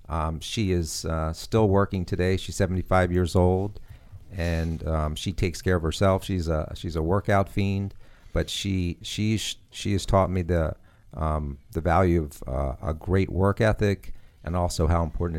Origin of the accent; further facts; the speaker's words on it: Maryland, United States; I'm from Maryland.